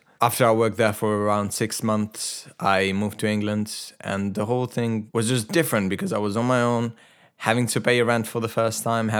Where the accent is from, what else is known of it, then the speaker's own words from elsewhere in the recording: Italy; English is a second language; Obviously, I'm Italian/Albanian. Mm-hmm. Like, my parents are from Albania, and I was born and raised in Italy, so my personality is very complicated.